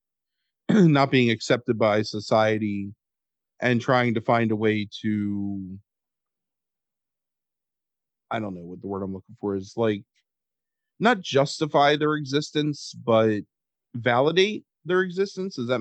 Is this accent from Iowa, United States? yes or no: no; Cecil County, Maryland, United States; when you grew up in Cecil County